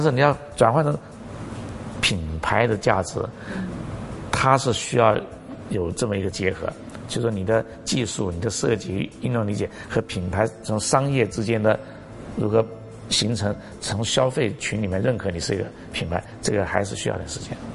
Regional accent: Guangxi, China; now in Hong Kong; 我广西人

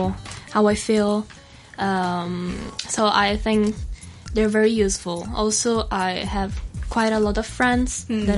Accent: Italy; moved away as an adult; now in Hong Kong; I come from Italy

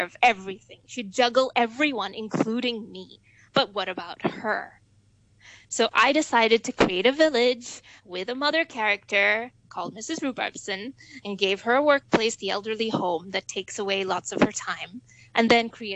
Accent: Hong Kong; also born or lived in Melbourne; I'm born and brought up in Hong Kong, have been going to school here all my life

